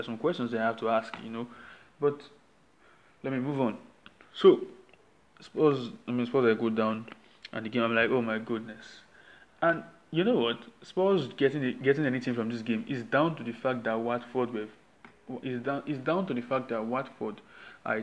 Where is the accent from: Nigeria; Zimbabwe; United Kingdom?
Nigeria; I am the Nigerian sports fan